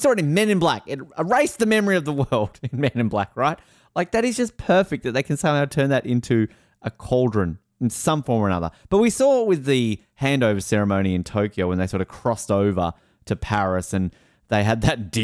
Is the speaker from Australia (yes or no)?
yes; Tasmania, Australia; my home state